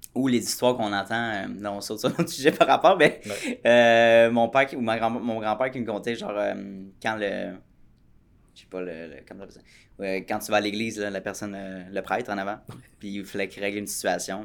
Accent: Quebec, Canada; en tant que Québécois

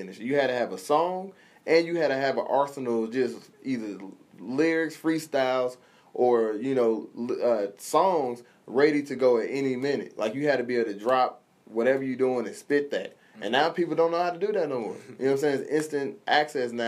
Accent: Decatur, Illinois, United States; I'm from Decatur, Illinois. Not a lot of exposure. We don't get stuff like that, you know.

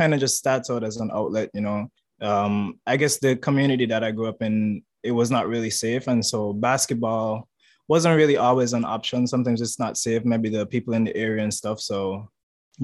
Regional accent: St. Kitts & Nevis; moved away as an adult; now in Taiwan; I'm from St. Kitts. It's in the Caribbean, Leeward Islands.

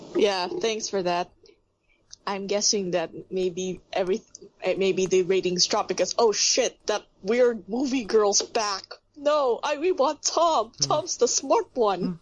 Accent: Philippines; I'm actually from the Philippines

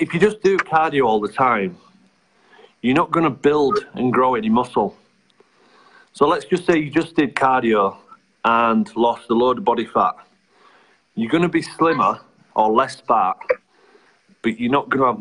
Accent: Bradford, Yorkshire and the Humber, United Kingdom; I'm from Bradford originally

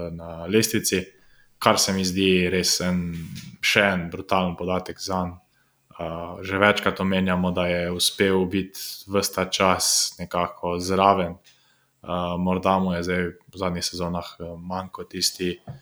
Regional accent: Slovenia

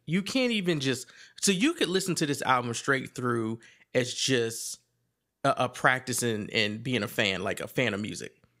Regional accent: Virginia, United States; I'm from Virginia

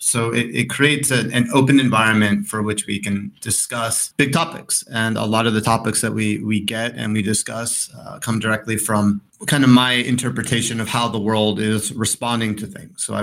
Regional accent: New York, United States; also born or lived in California; now in Colorado, United States; I'm from New York slash Colorado, depending on what mood. Um, because I was born in California, raised in New York, and spent 10 years in Colorado not really sure which one to identify.

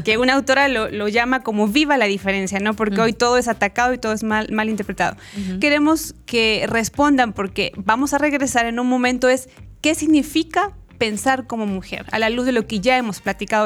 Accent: Chile; moved away as an adult; also born or lived in Mexico; now in Guatemala; soy chilena

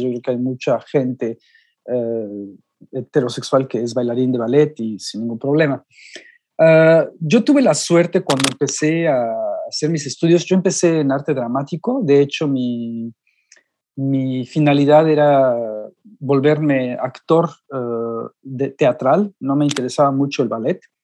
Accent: Mexico; moved away as an adult; now in Europe

